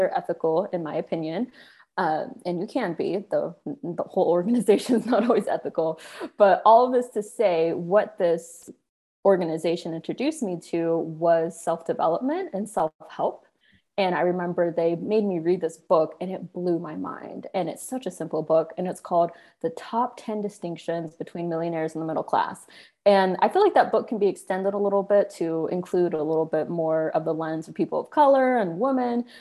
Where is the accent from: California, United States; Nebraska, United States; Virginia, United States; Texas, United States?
California, United States; Sacramento; moved away as an adult; also born or lived in New York; I'm from Sacramento, and I spent most of my life there until college